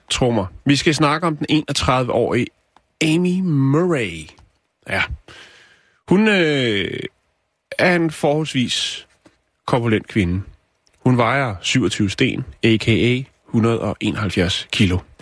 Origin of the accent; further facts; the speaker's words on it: Denmark; der, hvor jeg kommer fra, der cyklede vi ned til noget, der hedder Tusind Ting i Lønby